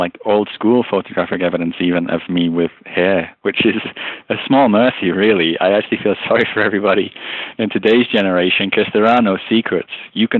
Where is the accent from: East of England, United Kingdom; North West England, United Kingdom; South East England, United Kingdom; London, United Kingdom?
North West England, United Kingdom; Liverpool; also born or lived in Luton / Birmingham / Tamworth / Peterborough; moved to Liverpool at the age of about 1 year old. And so all of my formative years, or the base of my accent, if you will, is from Liverpool. I'm a Scouser in regional parlance, but I moved around a lot from the age of about 10 to 14.